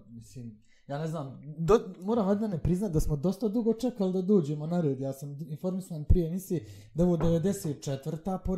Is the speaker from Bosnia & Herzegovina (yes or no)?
yes; Bosnia & Herzegovina; rođen sam u Bosni i Hercegovini